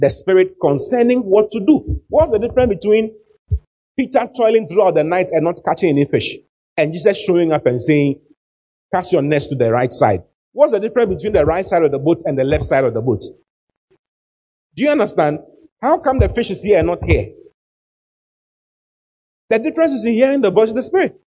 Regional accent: Ghana; We are from Ghana

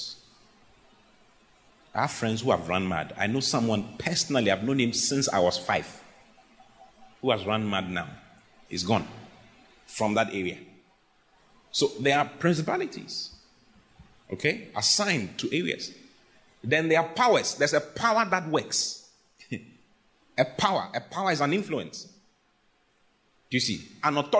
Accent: Accra, Greater Accra, Ghana; there's a principality in my area where I was raised in Accra.

